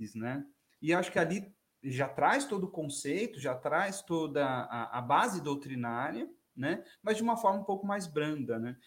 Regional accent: São Paulo, Brazil; a gente é da Zona Norte, né? Eu sou lá da Zona Norte também

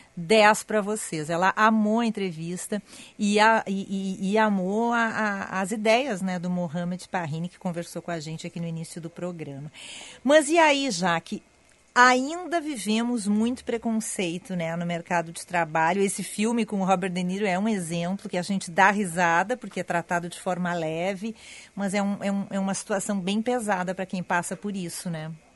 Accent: Porto Alegre, Rio Grande do Sul, Brazil; accent: super gaúcho, porto-alegrês; also born or lived in São Paulo; com sotaque super gaúcho que eu tenho, que é muito forte, eu sei que o meu sotaque é bem porto-alegrês

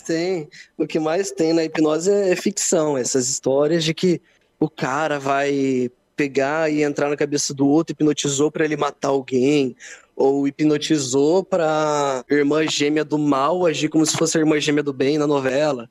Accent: Londrina, Paraná, Brazil; eu sou de Londrina

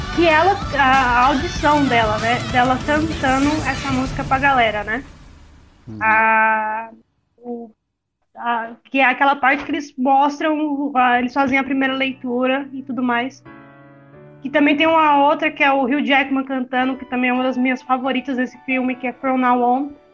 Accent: São Paulo, Brazil; now in Uberlândia, Brazil; morei na, em São Paulo, que sou de São Paulo, Cara, isso fez parte da minha infância

